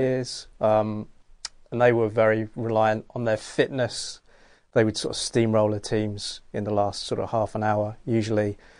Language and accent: English; England, United Kingdom; now in Australia; I'm English